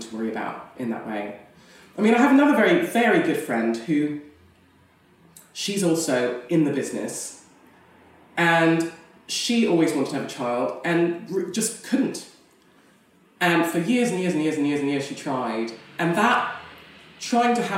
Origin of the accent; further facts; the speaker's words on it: Canada; moved away; I come from North America originally. I mean, not America, Canada, which is slightly different.